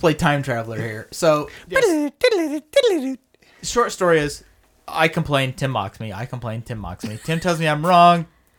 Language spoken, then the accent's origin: English; Central Illinois, United States; I'm from Central Illinois. I know snow.